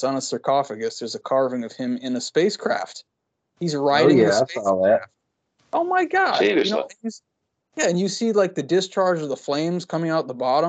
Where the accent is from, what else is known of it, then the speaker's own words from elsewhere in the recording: Connecticut, United States; moved away; also born or lived in Pacific Northwest; I'm from Connecticut, you know, Connecticut, when it rains, it's like it's like soup for hours after it rains.